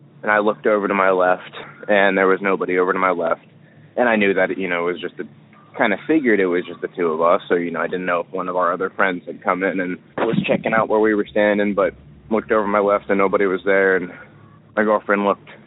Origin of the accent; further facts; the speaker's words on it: near Philadelphia, Pennsylvania, United States; I am from Pennsylvania, out near Philadelphia.